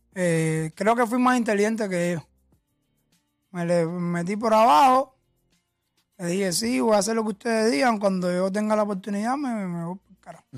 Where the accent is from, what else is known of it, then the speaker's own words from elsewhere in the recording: Cuba; moved away; cómo vivía en Cuba